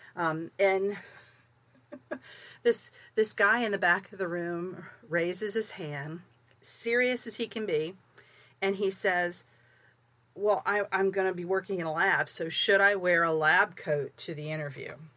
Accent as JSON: {"language": "English", "town": "St. Petersburg", "region": "Florida", "country": "United States", "tie": "born or raised there", "also_born_or_lived": "Tampa, Florida / Bible Grove, Missouri", "moved": "yes", "said": "I was raised in St. Petersburg"}